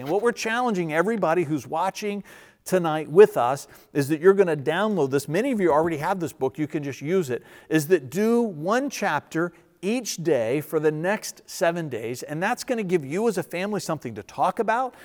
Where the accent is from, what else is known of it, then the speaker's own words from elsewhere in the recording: United States; I grew up in Verina and I'm still a little bit of a redneck